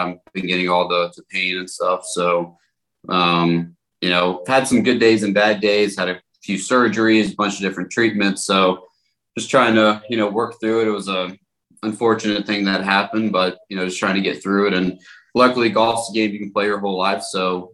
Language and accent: English; Jacksonville, Florida, United States; I grew up kind of a Florida fan, growing up in Jacksonville most of my childhood.